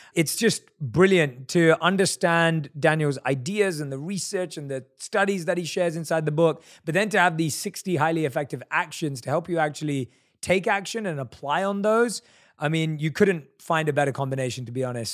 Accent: London, United Kingdom; we're both from London

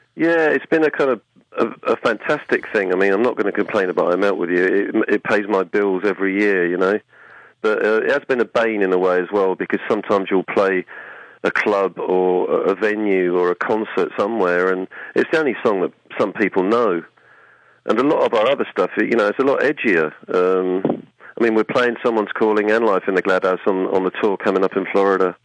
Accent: Suffolk, East of England, United Kingdom; in Albury in Suffolk, which is my hometown

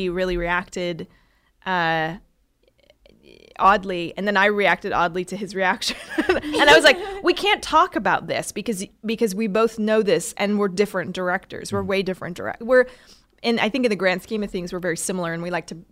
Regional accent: Oregon, United States; I grew up in Oregon near the Oregon Shakespeare Festival

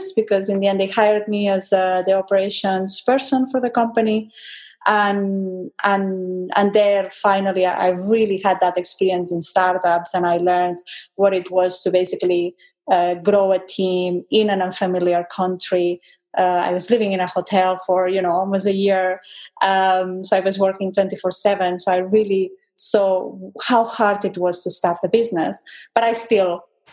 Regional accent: Spain; moved away; I grew up in Spain, and my dad there, he was running a company

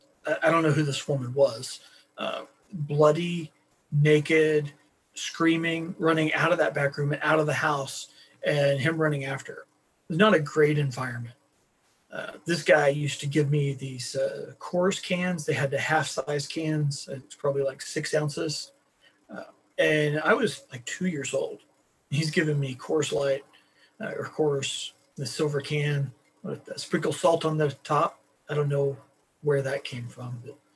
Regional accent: Beaver, Oklahoma, United States; born there; I was born in the panhandle of Oklahoma, in a little town called Beaver, which, even though it's a little town, it is still the capital of something for the world

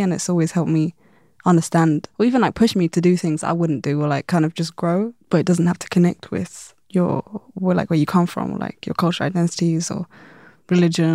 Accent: London, United Kingdom; growing up in London

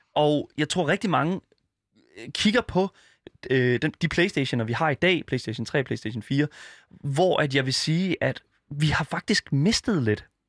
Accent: Denmark; jeg er fra Jylland

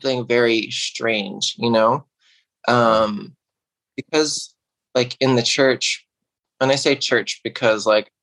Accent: Irvington, New York, United States; I grew up in New York in a small town called Irvington.

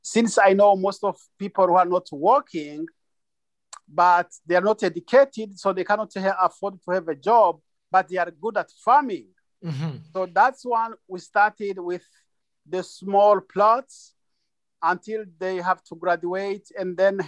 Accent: Burundi; also born or lived in Tanzania; now in United States; We are originally from Burundi, but we fled to Tanzania and we could not survive without farming there.

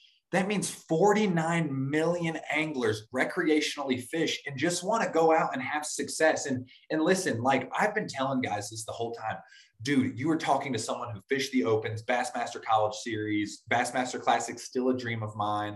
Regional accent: Northeast, United States; I'm from the Northeast

